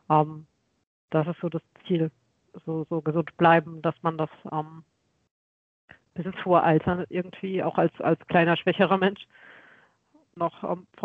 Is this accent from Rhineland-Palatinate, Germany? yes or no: yes; Westerwald, Rhineland-Palatinate, Germany; now in Karlsruhe, Germany; ich komme ja ursprünglich aus dem Westerwald.